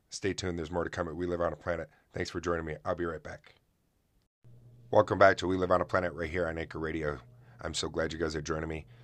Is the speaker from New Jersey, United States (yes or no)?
no; Oswego, New York, United States; my hometown